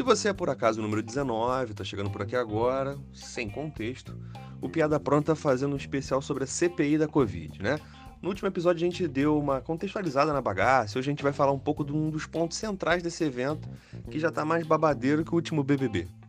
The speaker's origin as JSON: {"language": "Portuguese", "region": "Rio de Janeiro", "country": "Brazil", "said": "eu sou carioca"}